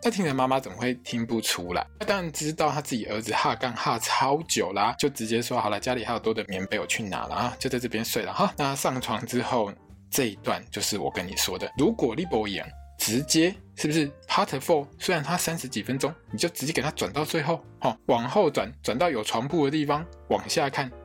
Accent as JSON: {"language": "Chinese", "country": "Taiwan", "said": "身为台湾人的我们"}